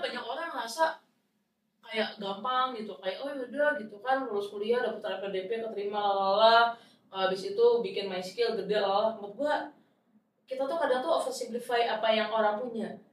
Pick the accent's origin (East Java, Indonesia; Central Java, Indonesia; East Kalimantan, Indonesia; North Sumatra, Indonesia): Central Java, Indonesia; Boyolali; moved away; gue tuh sekarang aja tuh pulang ke kampung halaman gue di Boyolali